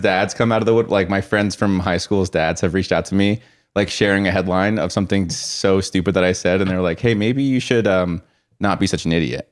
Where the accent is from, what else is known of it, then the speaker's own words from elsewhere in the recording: Colorado, United States; growing up in Colorado